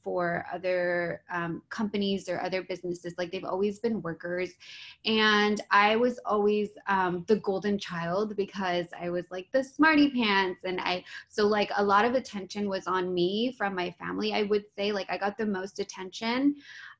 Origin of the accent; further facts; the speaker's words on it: San Bernardino, California, United States; also born or lived in West Covina; now in Los Angeles, United States; I was born and raised in San Bernardino up until I was like 22